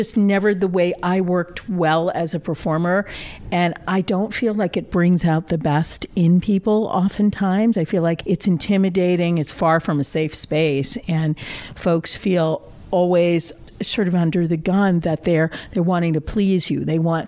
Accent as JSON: {"language": "English", "town": "Randolph", "region": "Massachusetts", "country": "United States", "tie": "born or raised there", "said": "I grew up on the South Shore of Boston in a small town called Randolph, Mass."}